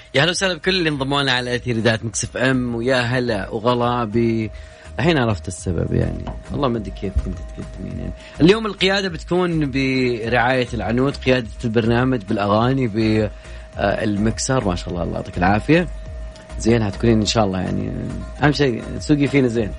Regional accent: Jeddah, Makkah Province, Saudi Arabia; أنا من جدة

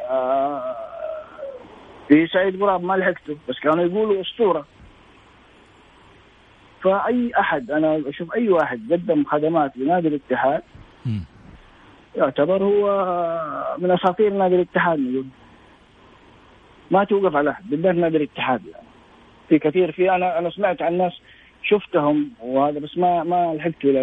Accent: Saudi Arabia

